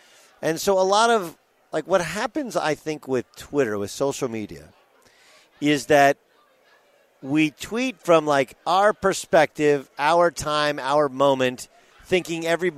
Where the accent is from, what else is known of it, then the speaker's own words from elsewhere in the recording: Orange County, California, United States; moved away as an adult; also born or lived in Los Angeles; Orange County is my hometown